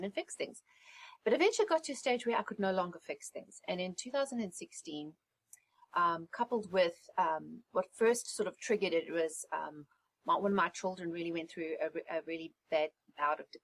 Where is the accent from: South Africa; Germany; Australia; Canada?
South Africa; moved away as an adult; also born or lived in England; now in United States; I was born and raised in South Africa